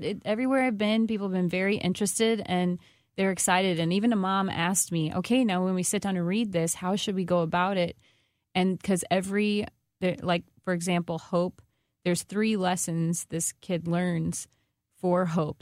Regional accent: Washington, Missouri, United States; I'm from Washington, Missouri

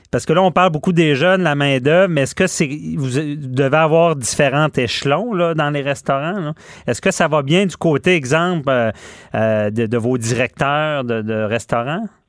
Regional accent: Quebec City, Quebec, Canada; je suis de Québec

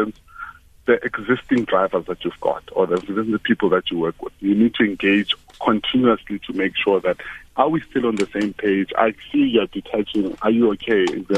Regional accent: Bekkersdal, Gauteng, South Africa; I'm from Bekkersdal. That's on the West Rand. The western side of Johannesburg.

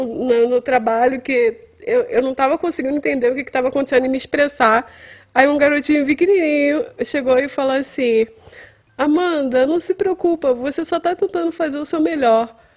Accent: Brazil; moved away as an adult; now in Winnipeg, Canada; Daquele meu jeito meio latino, inglês meio latino

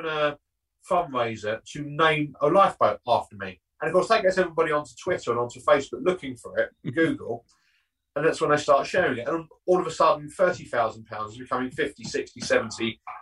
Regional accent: Southend-on-Sea, East of England, United Kingdom; I'm obviously from the South End area

